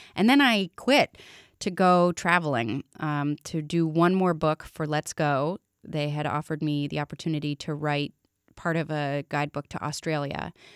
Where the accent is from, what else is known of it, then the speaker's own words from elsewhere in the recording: Middlebury, Vermont, United States; also born or lived in Massachusetts; I was born in Middlebury, Vermont, at Porter Hospital, and I lived in East Middlebury, Vermont with my mom and dad until I was eight